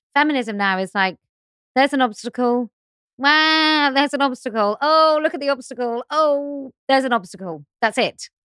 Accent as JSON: {"language": "English", "country": "United Kingdom", "said": "I'm too British"}